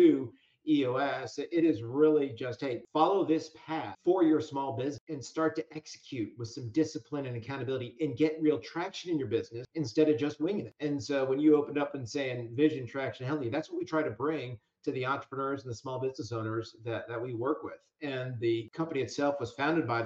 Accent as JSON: {"language": "English", "region": "New England", "country": "United States", "also_born_or_lived": "Hartford, Connecticut", "said": "I'm actually from New England"}